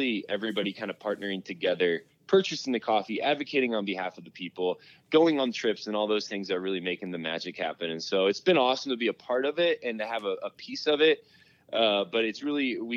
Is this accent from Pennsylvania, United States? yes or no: no; Indiana, United States; moved away as an adult; now in Denver, United States; I grew up in Indiana. I moved to Denver out of college to pursue a job out here.